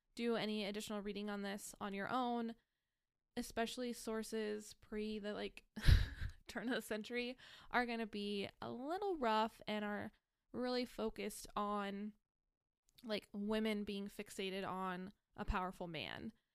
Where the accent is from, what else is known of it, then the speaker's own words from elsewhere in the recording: United States; growing up in America